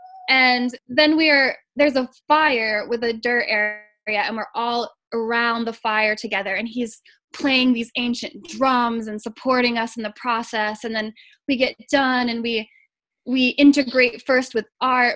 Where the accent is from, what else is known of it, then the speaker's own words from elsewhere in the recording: Maine, United States; I grew up in Maine